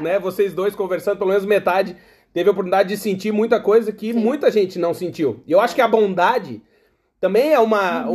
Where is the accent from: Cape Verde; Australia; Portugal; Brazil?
Brazil; Rio Grande do Sul; moved away; also born or lived in Blumenau; Eu sou gaúcho